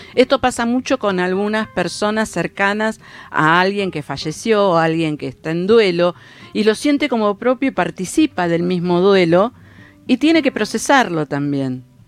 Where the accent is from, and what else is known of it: Argentina